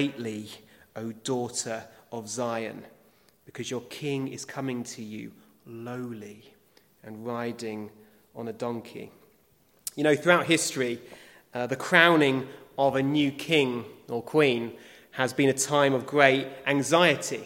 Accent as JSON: {"language": "English", "country": "United Kingdom", "said": "As British people"}